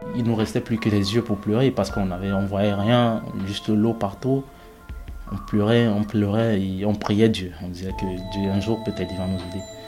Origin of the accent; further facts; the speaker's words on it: Cameroon; moved away as an adult; also born or lived in Nigeria / Niger / Libya; je suis parti du Cameroun justement parce que, après la mort de mes parents, tout a basculé dans ma vie